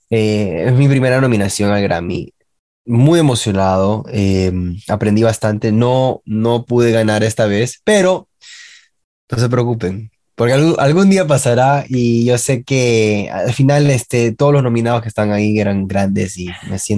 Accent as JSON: {"language": "Spanish", "country": "Peru", "said": "siendo peruano, siento de que da mucha esperanza a todos esos músicos peruanos que quieren hacer algo con, su, con sus carreras"}